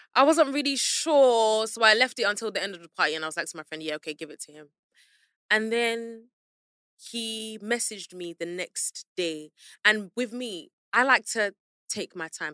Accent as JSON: {"language": "English", "region": "London", "country": "United Kingdom", "also_born_or_lived": "Peckham, London", "said": "I'm from South London, Southwest. So, close to Central"}